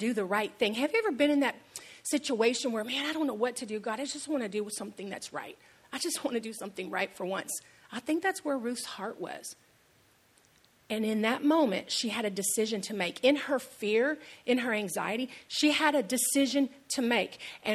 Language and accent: English; Houston, Texas, United States; moved away as an adult; now in San Antonio, United States; It was scary leaving behind my hometown and coming to this town that's nothing like Houston.